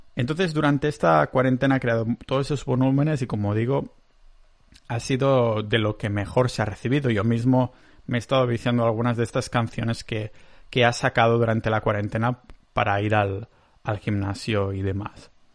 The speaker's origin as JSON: {"language": "Spanish", "region": "Catalonia", "country": "Spain", "accent": "Catalan", "said": "tengo un acento catalán de la hostia"}